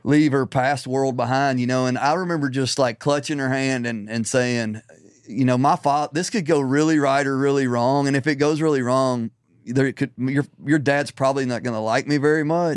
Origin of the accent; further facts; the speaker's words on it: Middle Tennessee, United States; also born or lived in Nashville; I was born and raised in Middle Tennessee.